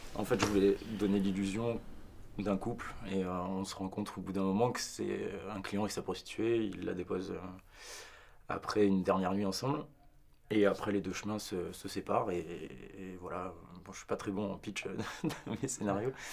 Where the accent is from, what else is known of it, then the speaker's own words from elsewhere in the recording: Var, Provence-Alpes-Côte d'Azur, France; moved away as an adult; now in Paris, France; de là où je viens, euh, je suis originaire du Var, vrai hein, Guignan